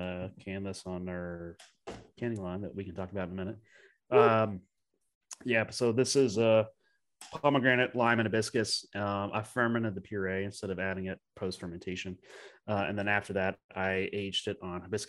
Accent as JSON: {"language": "English", "country": "United States", "also_born_or_lived": "Germany", "said": "they knew I'm American"}